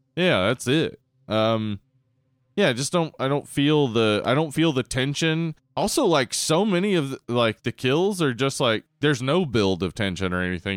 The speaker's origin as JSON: {"language": "English", "region": "the South", "country": "United States", "tie": "born or raised there", "said": "we grew up in the South."}